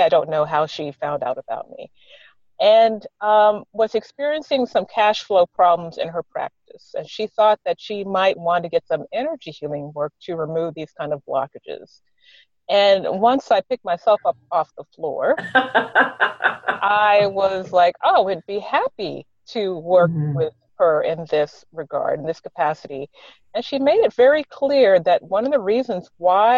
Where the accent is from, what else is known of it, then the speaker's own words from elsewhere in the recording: the South, United States; I grew up in the South